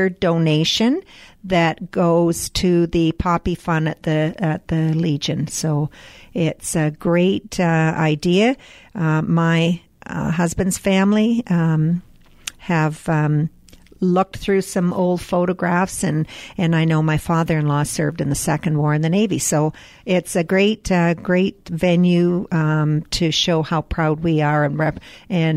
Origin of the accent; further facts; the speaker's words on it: Canada; proud as Canadian